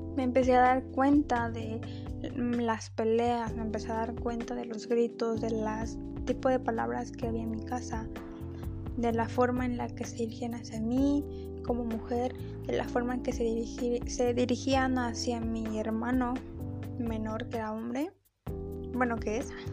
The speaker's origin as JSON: {"language": "Spanish", "country": "Mexico", "tie": "born or raised there", "said": "yo nací en México, he radicado toda mi vida en este país"}